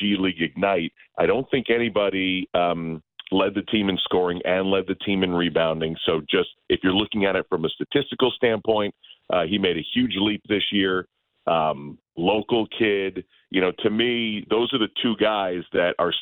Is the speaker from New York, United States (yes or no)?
yes; Albany, New York, United States; I'm from Albany, New York